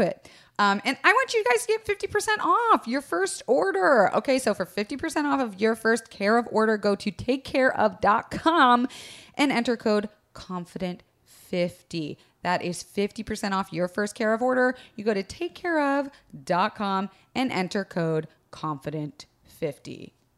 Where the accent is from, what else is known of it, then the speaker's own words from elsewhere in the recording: Florida, United States; I was raised in Florida